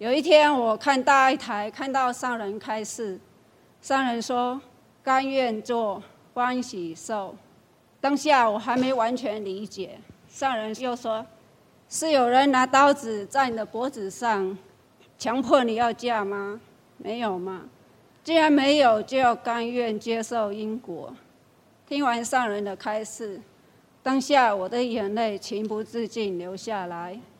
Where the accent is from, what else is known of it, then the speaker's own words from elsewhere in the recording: Guilin, Guangxi, China; moved away as an adult; now in Taiwan; 我来自大陆广西桂林，二十多年前来台湾，